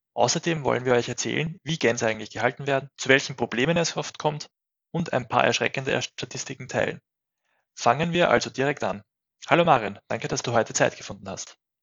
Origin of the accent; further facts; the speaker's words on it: Austria; bei uns in Österreich